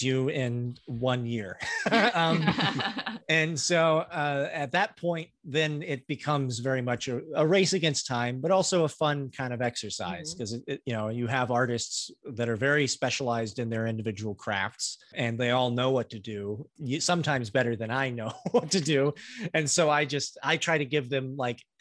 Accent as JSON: {"language": "English", "town": "Greenwood", "region": "Indiana", "country": "United States", "tie": "born or raised there", "said": "we grew up in Greenwood, Indiana"}